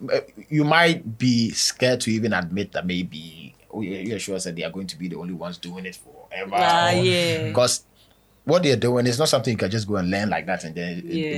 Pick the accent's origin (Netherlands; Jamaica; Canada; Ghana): Ghana; I positioned myself as an African artist, moving from just being a Ghanaian artist.